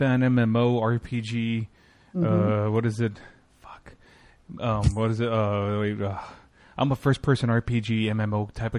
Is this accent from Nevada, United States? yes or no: no; Texas, United States; It is my home state, but it's not. I'm not from Dallas, but it is my home state